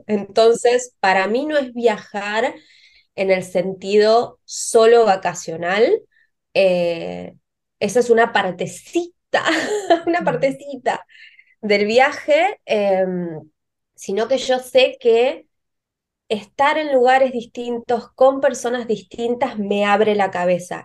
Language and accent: Spanish; Río Negro, Argentina; moved away; yo soy del, de Río Negro, de una ciudad pequeña